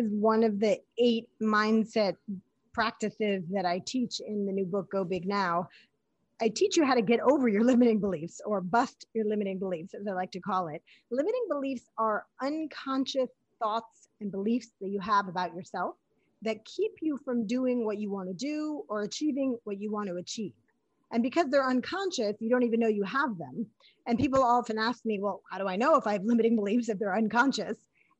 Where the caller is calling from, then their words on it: New York City, New York, United States; New York City, baby.